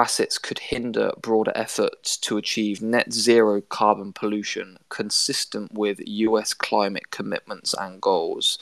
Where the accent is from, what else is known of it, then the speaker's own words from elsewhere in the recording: United Kingdom; my home country